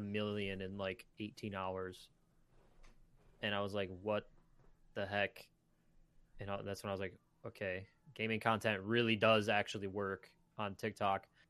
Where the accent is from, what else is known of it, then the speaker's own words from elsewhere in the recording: Michigan, United States; I'm also from Michigan